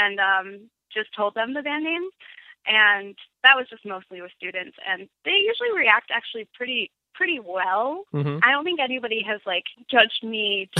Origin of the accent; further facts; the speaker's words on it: Grand Ledge, Michigan, United States; also born or lived in Lansing; Yes, near Lansing, Grand Ledge, Michigan. It's like a nowhere.